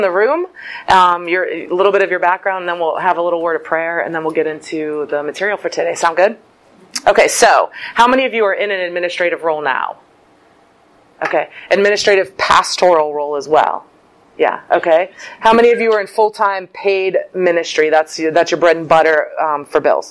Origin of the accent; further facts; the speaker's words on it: Pittsburgh, Pennsylvania, United States; moved away as an adult; now in Cleveland, United States; I lived a really long time in Pittsburgh my whole life, except for 4 years ago. Moved to Cleveland